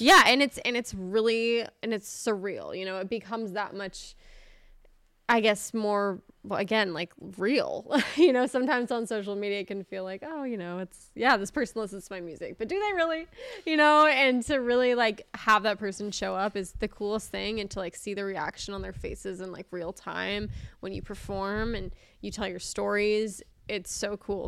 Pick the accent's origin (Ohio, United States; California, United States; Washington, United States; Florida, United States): California, United States; Manhattan Beach; moved away as an adult; also born or lived in Nashville, Tennessee; I grew up in, like, a very safe beach town area, but the public schools are awesome